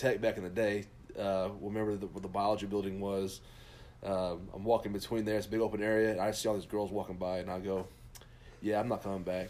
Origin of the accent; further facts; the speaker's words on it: Midland, Texas, United States; now in Fort Worth, United States; I grew up in West Texas, and out in West Texas, you know, if you watch the movie Friday Night Lights, that was my high school. Not, it's about Permian, but my high school was Midland Lee